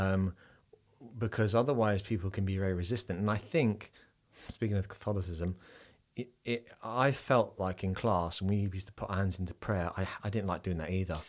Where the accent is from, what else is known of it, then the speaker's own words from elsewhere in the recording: England, United Kingdom; I am an Englishman